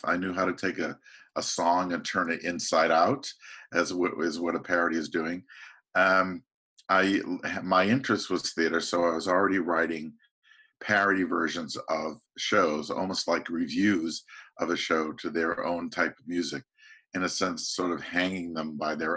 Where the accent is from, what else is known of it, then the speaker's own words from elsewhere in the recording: Boston, Massachusetts, United States; I grew up in the Boston area